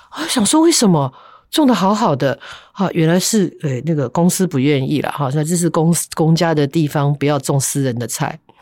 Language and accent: Chinese; Taipei, Taiwan; 以前小时候住在台北嵩山那一带，那附近太多山了